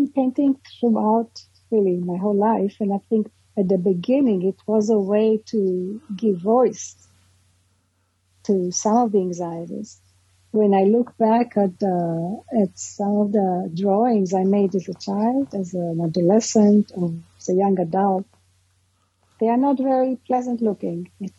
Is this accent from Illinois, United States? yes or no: no; New York, United States; I come from New York, which is still very psychoanalytic.